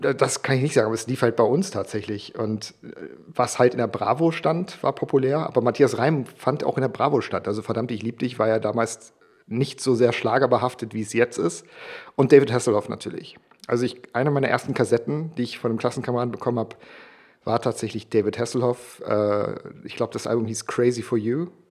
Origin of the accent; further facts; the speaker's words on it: Bielefeld, North Rhine-Westphalia, Germany; also born or lived in Gibraltar; ich bin 81 geboren auf Gibraltar. Ich bin mit meinen Eltern dann mit vier Jahren, also ich war vier, meine Eltern waren offensichtlich älter, nach Deutschland gezogen und bin dort in Westdeutschland in Bielefeld aufgewachsen.